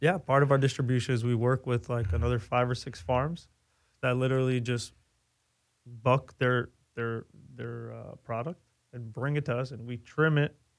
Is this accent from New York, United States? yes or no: yes; New York City, New York, United States; moved away as an adult; I grew up on the East Coast. I grew up in New York